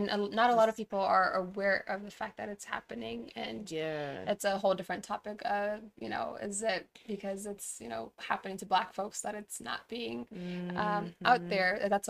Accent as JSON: {"language": "English", "region": "Tigray", "country": "Ethiopia", "tie": "born or raised there", "said": "let me give a little background about what's going on in my hometown. But so Tigray is located in the northern part of Ethiopia."}